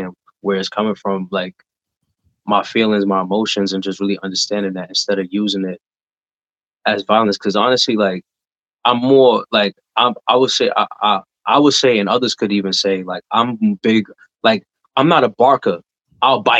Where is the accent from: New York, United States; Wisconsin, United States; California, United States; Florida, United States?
New York, United States; New York City; growing up in the Bronx back in the day was tough